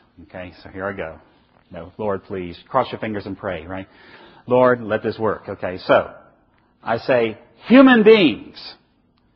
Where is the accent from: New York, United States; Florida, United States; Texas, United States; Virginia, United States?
Virginia, United States; I come from Virginia